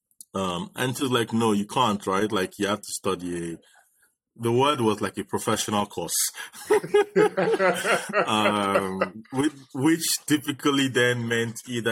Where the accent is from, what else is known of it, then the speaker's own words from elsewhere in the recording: Ibadan, Oyo, Nigeria; I grew up in Nigeria, in Ibadan